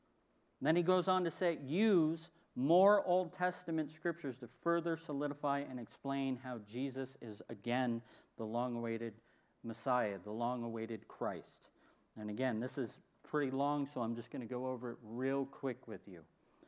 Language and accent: English; United States